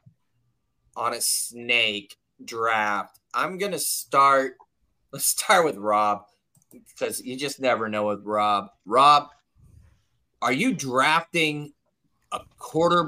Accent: Southern California, United States; now in Tennessee, United States; I am originally from Southern California

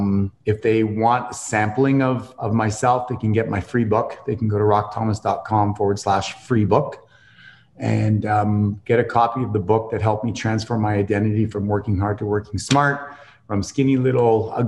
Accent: Canada; accent: Canadian; my Canadian accent

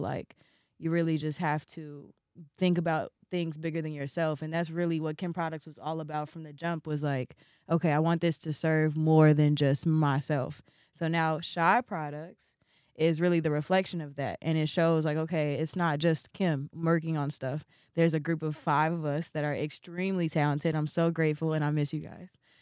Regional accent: Chicago, Illinois, United States; be born and raised in Chicago, be a real Chicago baby

